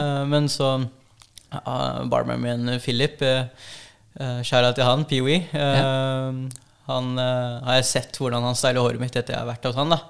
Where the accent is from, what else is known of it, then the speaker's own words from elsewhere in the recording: Norway; jeg er jo norsk-filippinsk. Og mamma er en av én øh, av åtte nå. Det var en av ni. Og um, eneste uh, av de søsknene som flytta til Norge